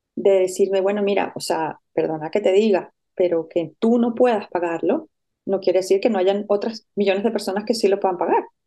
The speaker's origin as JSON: {"language": "Spanish", "country": "Venezuela", "also_born_or_lived": "Caracas / Madrid / Barcelona", "moved": "as an adult", "said": "yo soy venezolana y fui a la Universidad Central de Venezuela"}